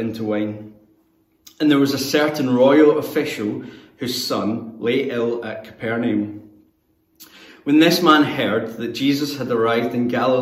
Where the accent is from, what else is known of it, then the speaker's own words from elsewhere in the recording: Greenock, Scotland, United Kingdom; moved away as an adult; now in Newcastle, United Kingdom; my hometown of Greenock, which is where I'm from and where I sound just like everyone else